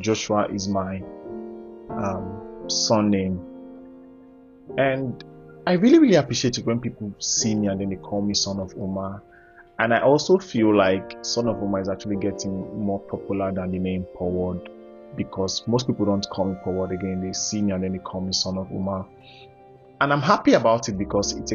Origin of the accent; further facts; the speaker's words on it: Ohafia, Abia, Nigeria; I'm from Abia, Ohafia specifically.